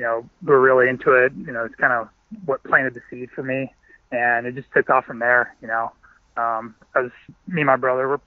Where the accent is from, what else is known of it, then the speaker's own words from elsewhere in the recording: Tucson, Arizona, United States; also born or lived in Southern California; I'm originally from Southern California, but I've pretty much been in Tucson my whole life. I moved here when I was really young